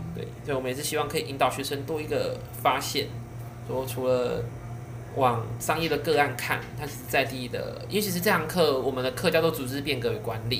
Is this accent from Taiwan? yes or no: yes; Yongkang, Tainan, Taiwan; 因为像我们虽然是台南人，可是我是住永康